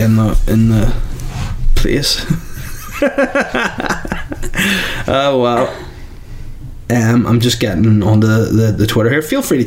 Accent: Ireland; I'm Irish.

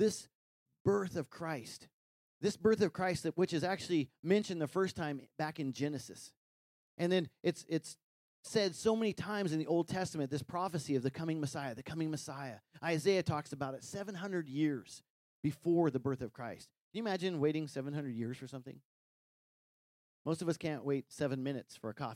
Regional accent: Wyoming, United States; growing up in Wyoming, you know, we took care of some cattle

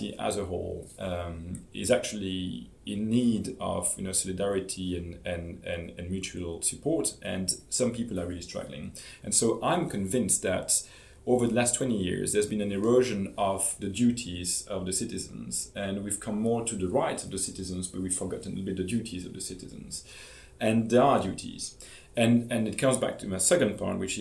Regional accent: Belgium; I'm from Belgium

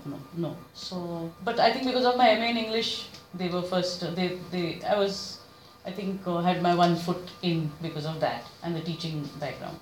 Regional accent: Mumbai, Maharashtra, India; moved away as an adult; now in Pune, India; I'm originally from Bombay

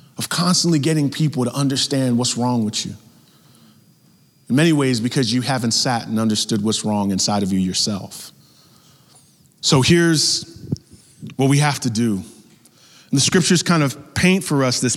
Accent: New York, United States; growing up in New York, all my family was in Mississippi

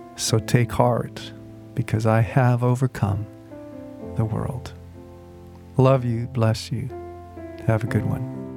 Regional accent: United States; as American Christians

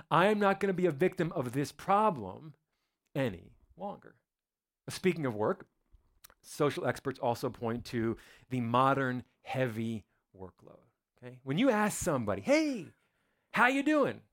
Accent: New Jersey, United States; moved away; I'm from New Jersey, right outside of Manhattan

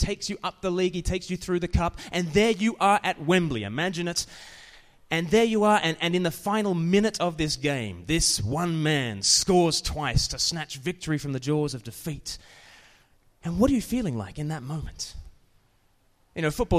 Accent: Australia; now in United Kingdom; I'm from Australia

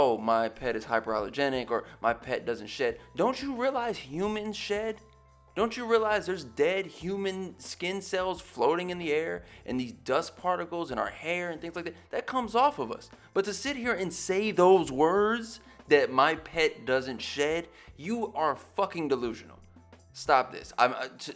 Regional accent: West Coast, United States; I grew up on the West Coast

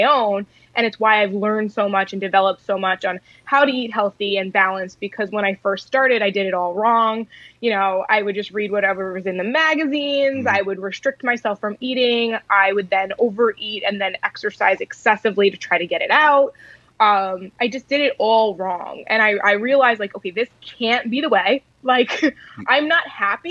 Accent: Long Island, New York, United States; I actually grew up on Long Island, New York

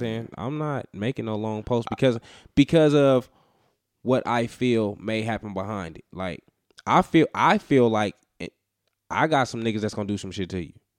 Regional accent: Las Vegas, Nevada, United States; I'm a nigga from Vegas

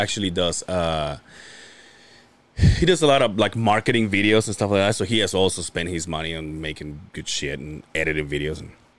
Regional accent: Yucatán, Mexico; born or raised there; now in United States

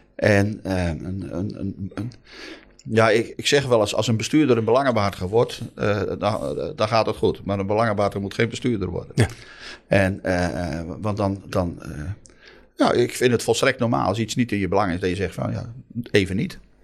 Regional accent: Noordoostpolder, Flevoland, Netherlands; ik kom uit de Noordoostpolder, elf dorpen

